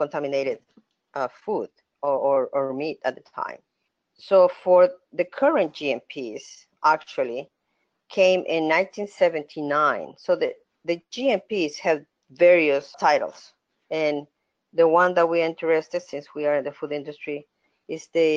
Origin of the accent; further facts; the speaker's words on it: El Salvador; moved away as an adult; now in United States; I am originally from El Salvador, so I started over there. When I came to the States in the 90s